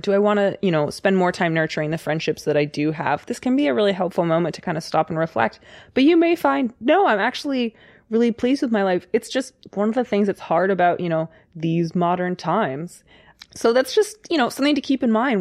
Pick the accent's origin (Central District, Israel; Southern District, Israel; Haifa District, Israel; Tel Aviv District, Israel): Central District, Israel; Kfar Saba; I'm from Israel, a town called Kfar Saba